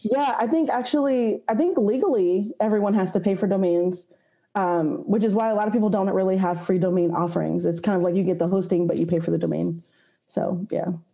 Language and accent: English; Austin, Texas, United States; I was born and raised in Austin, Texas, where I currently live